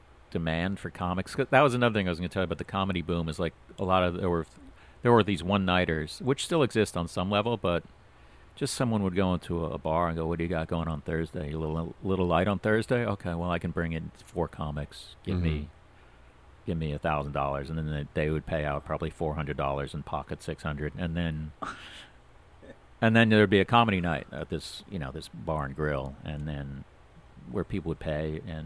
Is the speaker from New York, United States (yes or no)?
yes; New York, United States; born there; also born or lived in Florida; I mean, I was born in New York, then I moved to Florida and moved back.